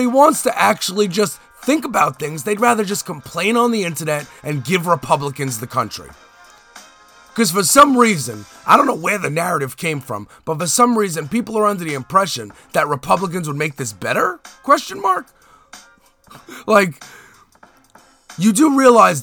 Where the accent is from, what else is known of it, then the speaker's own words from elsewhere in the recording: United States; I'm American